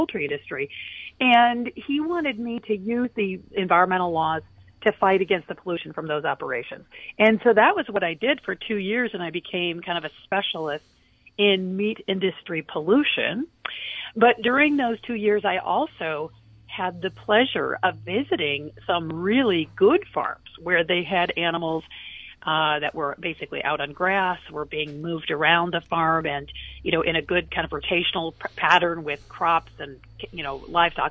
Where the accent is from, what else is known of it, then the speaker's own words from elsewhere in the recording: Kalamazoo, Michigan, United States; moved away; my hometown, Kalamazoo, Michigan